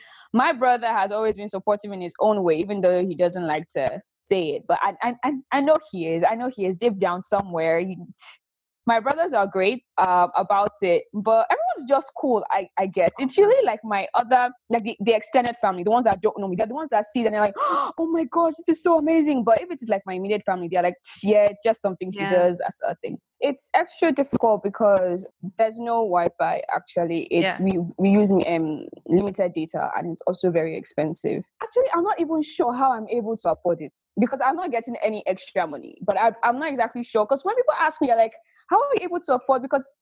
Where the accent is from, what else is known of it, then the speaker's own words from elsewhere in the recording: Nigeria; accent: neutral, mix of British; neutral accent. Mm-hmm. You almost can't tell that I am West African. I have a mix of British and basically my accent is a bit different.